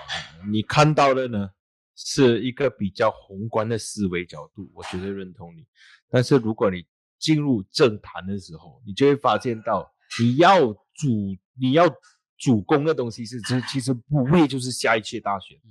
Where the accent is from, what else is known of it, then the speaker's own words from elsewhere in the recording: Malaysia; 但是我不是马来人，我能做到马来西亚人的东西，只只是先先做，把自己当成马来西亚人的方式来做。